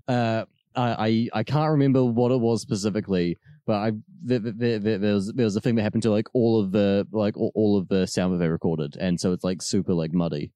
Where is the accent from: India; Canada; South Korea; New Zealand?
New Zealand; as a New Zealander